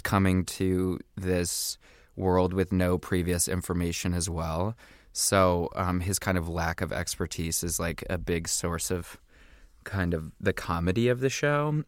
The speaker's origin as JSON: {"language": "English", "region": "Indiana", "country": "United States", "said": "I'm from Indiana, mm-hmm. from this kind of small town in Indiana"}